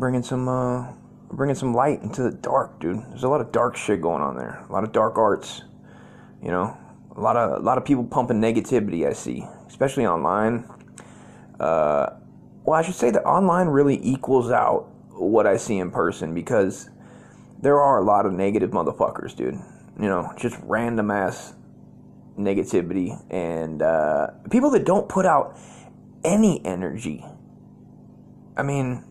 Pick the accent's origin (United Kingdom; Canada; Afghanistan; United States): United States; Las Vegas, Nevada; I was born in Vegas